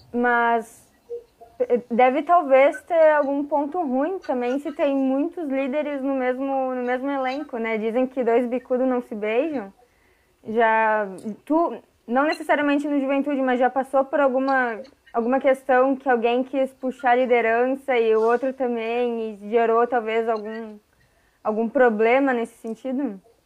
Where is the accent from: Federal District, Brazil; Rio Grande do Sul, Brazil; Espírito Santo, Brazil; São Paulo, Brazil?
Rio Grande do Sul, Brazil; Caxias do Sul; eu sou gringa, nascida e criada em Caxias